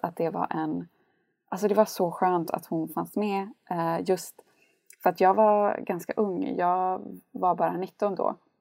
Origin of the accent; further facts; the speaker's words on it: Gällivare, Norrbotten County, Sweden; moved away as an adult; also born or lived in Jönköping; så är jag uppvuxen i Lappland i en väldigt liten stad som heter Gällivare med 19 000 invånare